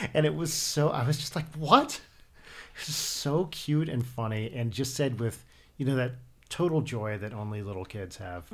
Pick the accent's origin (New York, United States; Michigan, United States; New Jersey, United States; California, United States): New Jersey, United States; now in Los Angeles, United States; I'm from New Jersey